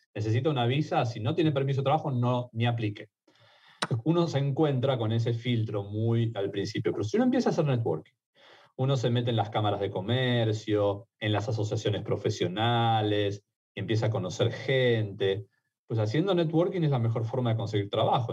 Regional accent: Argentina; accent: Argentine; also born or lived in Mexico; now in United States

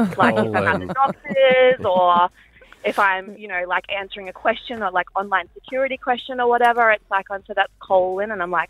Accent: Gold Coast, Queensland, Australia; Yeah, so I was born on the Gold Coast, so my mum, she's going to hate me for this if she hears it, but so she called me … after the beach, but yes

